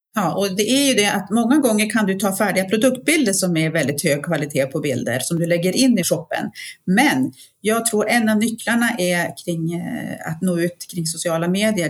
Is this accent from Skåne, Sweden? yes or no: no; Piteå, Norrbotten County, Sweden; now in Jämtland, Sweden; jag är uppväxt uppe i Piteå